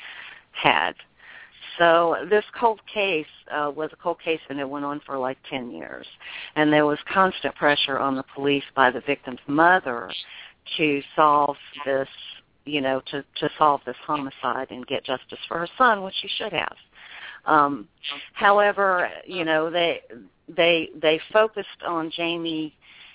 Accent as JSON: {"language": "English", "town": "Memphis", "region": "Tennessee", "country": "United States", "said": "I'm from Memphis"}